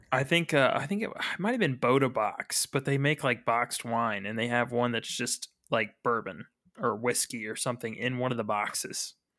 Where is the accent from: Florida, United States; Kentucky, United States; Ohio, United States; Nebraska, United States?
Kentucky, United States; Frankfort; I'm from Frankfurt